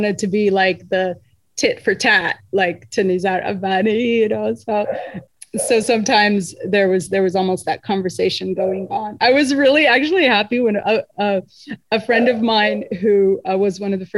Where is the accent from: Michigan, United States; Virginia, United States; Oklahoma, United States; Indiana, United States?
Indiana, United States; I grew up in Indiana in a very multi-ethnic Muslim community